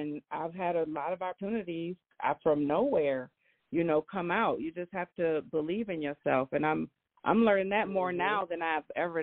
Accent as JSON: {"language": "English", "town": "Grand Rapids", "region": "Michigan", "country": "United States", "said": "we come from a small city"}